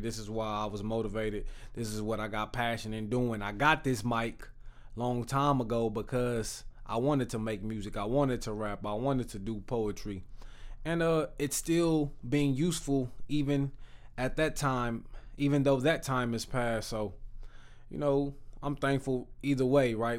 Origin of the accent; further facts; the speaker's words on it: Texas, United States; I'm from Texas